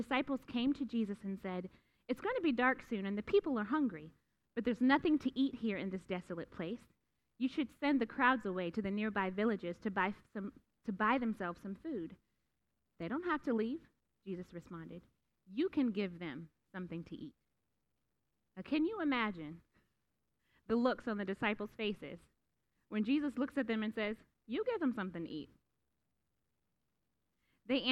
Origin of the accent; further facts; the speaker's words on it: Youngstown, Ohio, United States; I grew up in Youngstown, Ohio